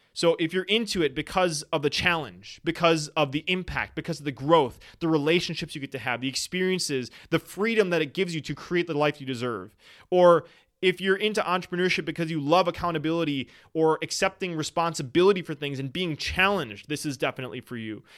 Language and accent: English; Wisconsin, United States; I am from Wisconsin